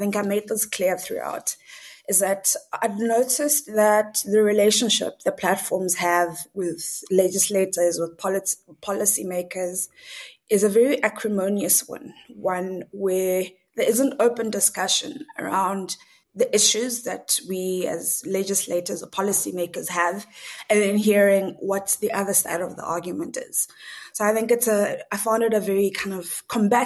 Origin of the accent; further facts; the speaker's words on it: South Africa; moved away as an adult; now in Norway; I'm a South African, but I've been living in Norway for the last 2 years